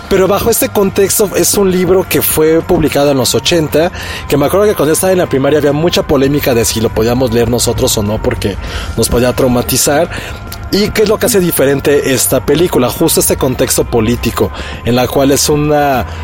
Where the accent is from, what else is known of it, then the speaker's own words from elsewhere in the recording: Mexico; a mí en mi caso, que no, no crecí en México, pues, nada más tenía como yo conciencia de mi país literariamente e infantilmente, porque era un niño, acerca de La Llorona